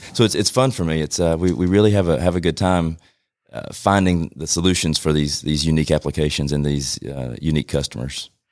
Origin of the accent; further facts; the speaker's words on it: Rome, Georgia, United States; born and raised here in Rome.